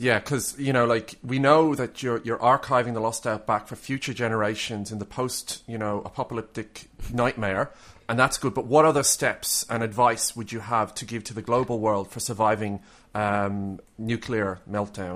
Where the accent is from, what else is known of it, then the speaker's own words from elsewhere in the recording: Ireland; now in Australia; I'm Irish